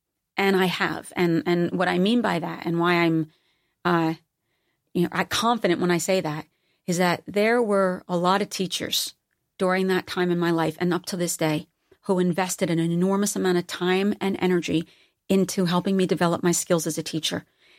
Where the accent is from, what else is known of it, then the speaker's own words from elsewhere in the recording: East Coast, United States; Because I'm from the East Coast and a blue collar environment, there is no way the people in my life would ever allow me to buy my own hype.